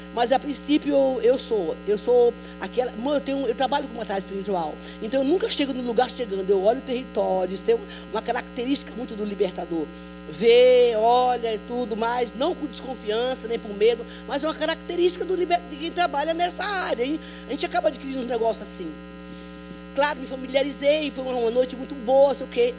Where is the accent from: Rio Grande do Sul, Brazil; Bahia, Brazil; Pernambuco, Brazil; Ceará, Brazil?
Bahia, Brazil; eu sou baiana